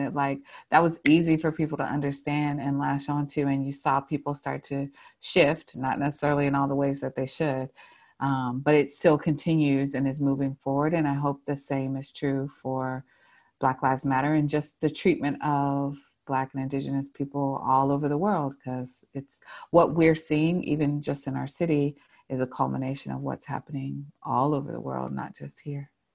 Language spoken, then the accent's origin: English; Charlotte, North Carolina, United States; I was born and raised in Charlotte, um, and I've lived here for most of my life, even though I did leave for a time.